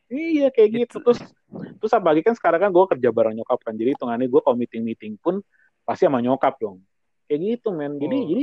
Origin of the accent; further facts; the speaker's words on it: Java, Indonesia; jadi kan kalau kita orang Jawa kan apa hitungannya kan uh, kumpulnya kan bukan pas Natal, tapi pas lagi